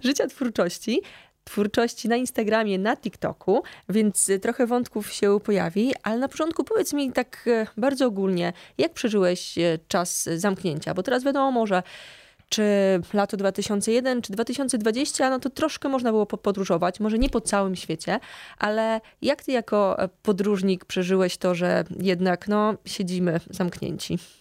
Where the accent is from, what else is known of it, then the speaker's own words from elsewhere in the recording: Lublin Voivodeship, Poland; oboje jesteśmy z Lubelszczyzny.